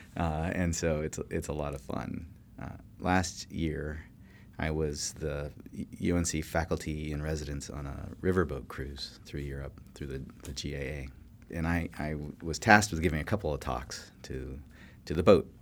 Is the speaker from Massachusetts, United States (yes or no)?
no; California, United States; moved away; I grew up in California